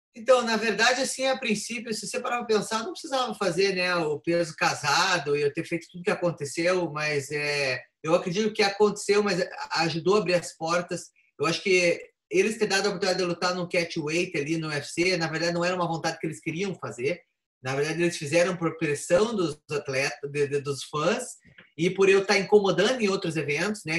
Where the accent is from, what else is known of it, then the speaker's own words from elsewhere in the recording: Curitiba, Paraná, Brazil; moved away; E fazer a estreia na cidade onde eu nasci, né? Na arena, que é nessa arena lá principal que tem ali em Curitiba